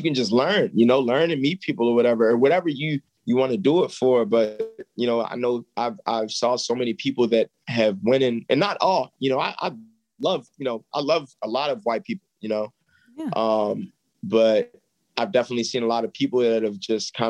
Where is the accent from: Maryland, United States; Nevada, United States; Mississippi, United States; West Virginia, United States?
Maryland, United States; Baltimore; I'm from here. So I have family here.